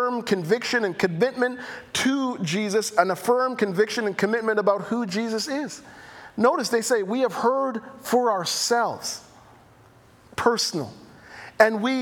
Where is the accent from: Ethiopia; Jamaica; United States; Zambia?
Jamaica; accent: Jamaican; my Jamaican accent